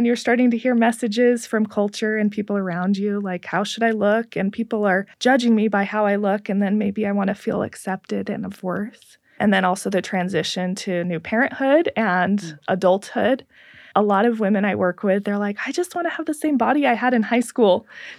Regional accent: Pacific Northwest, United States; I grew up in the Northwest, and I remember we would come to visit Utah

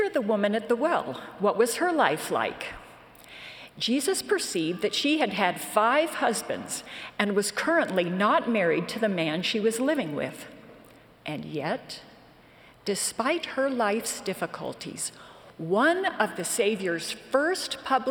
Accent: Western New York, United States; I grew up in Western New York and attended a small branch of the church about 20 miles from our home

